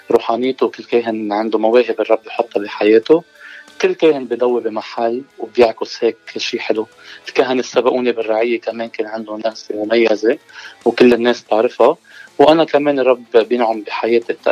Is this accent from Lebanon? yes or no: yes; Beit el-Kiko, Mount Lebanon, Lebanon; moved away as an adult; now in United States; من آه، ضيعه اسمها بيت الكيكو بمنطقه المتن